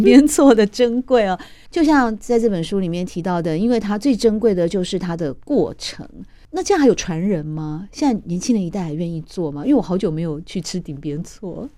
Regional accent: Taiwan; 我那时候探亲啊，离开台湾也大概三五天，就突然也想起我们的台味小吃啊， 因为毕竟我在这边长大的嘛

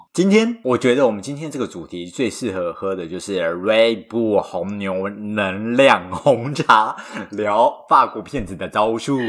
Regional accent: Taiwan; 我是土生土长没离开过亚洲，超 local 的秋歪

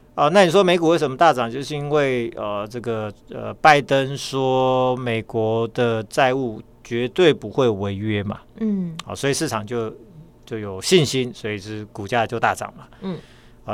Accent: Taiwan; 那我台湾人。

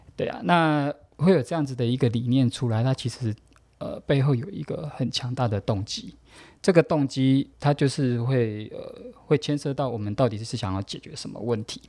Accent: Taoyuan, Taiwan; 我是桃园人

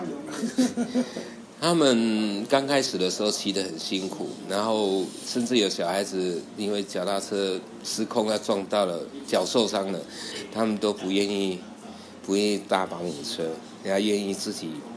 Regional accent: Puli, Nantou County, Taiwan; moved away; also born or lived in Shuangxi, New Taipei; 我住埔里的山上，靠近的那一乡

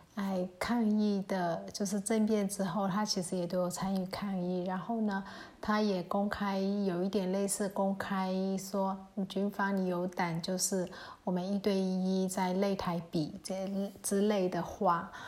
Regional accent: Myanmar; 我们缅甸人其实很习惯在泼水节的时候

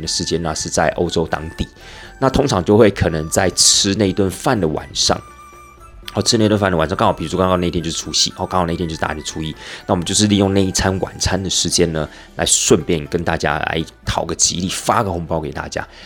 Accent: Taiwan; 出到了国外， 那我们又是从台湾来的

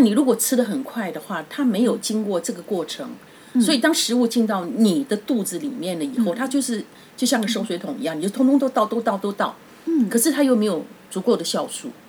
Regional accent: Taiwan; 我们台湾人吃饭就是嗯。只是把饭塞到胃

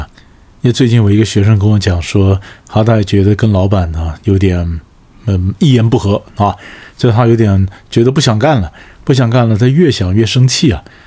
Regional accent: China; 那么常常我们中国人讲置死地而后生嘛，是不是？

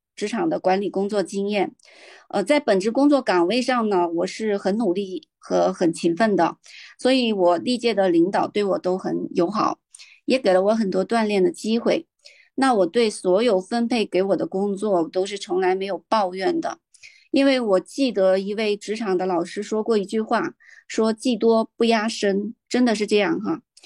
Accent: Beijing, China; 我来自北京

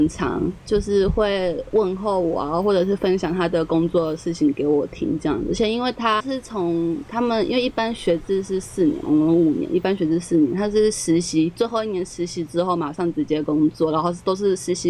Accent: Kinmen County, Taiwan; 就是虽然我老家在金门，但我也不是说能回去就可以马上回去。金门的机票也很贵的，这样子。

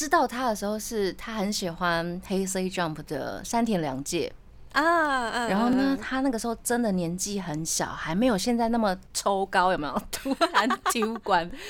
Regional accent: Tainan, Taiwan; now in Taipei, Taiwan; 对啊，因为我是台南人。嗯，然后我来台北发展之后呢，我的师傅他就会呃让我练习一下比较标准的。国语这样子，然后我回去台南的时候呢

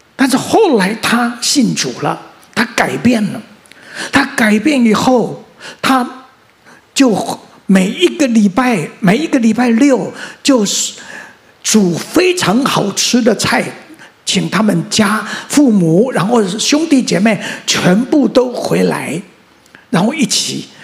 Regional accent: Mingjian, Nantou County, Taiwan; also born or lived in Xinwu Township, Taoyuan; 我生在南投乡的大战爆发那一年，我生在南投乡的民间村的乡下。而我生下来，我上面有四个哥哥，然后一个姐姐

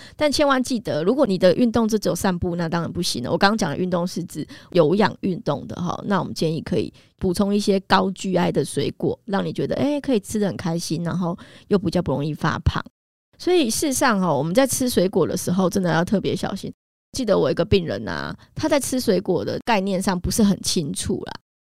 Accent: Taiwan; 我们台湾人其实有很多的矿物质啊，营养素的缺乏

